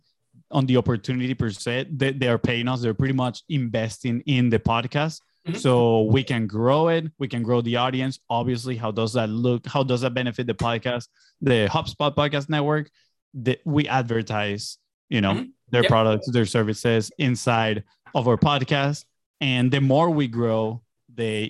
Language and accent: English; Venezuela; moved away as an adult; I'm originally from Venezuela. I grew up there. I lived my first 18 years of my life in there.